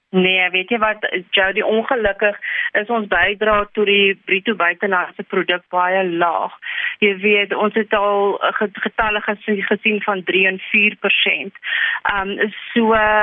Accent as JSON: {"language": "Afrikaans", "country": "South Africa", "said": "as Suid-Afrikaners"}